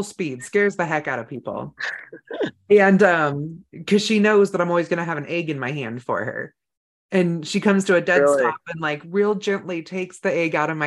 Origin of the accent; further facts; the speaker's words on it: Northern California, United States; now in Idaho, United States; I grew up in Northern California. It's pretty rural there